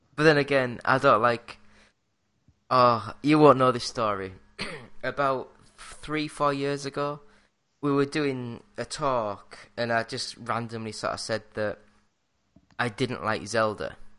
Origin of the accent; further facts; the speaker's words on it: England, United Kingdom; I'm English